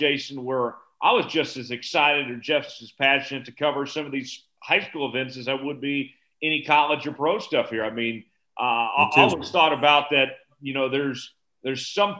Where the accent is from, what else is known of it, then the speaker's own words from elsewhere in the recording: Oklahoma, United States; now in Omaha, United States; I grew up in Oklahoma, and Oklahoma high school football was just so big down there.